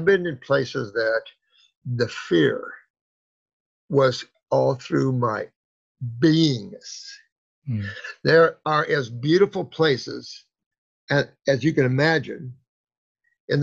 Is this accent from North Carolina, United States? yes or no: no; Indiana, United States; moved away as an adult; also born or lived in Florida; I moved from Indiana to Florida when I was like 19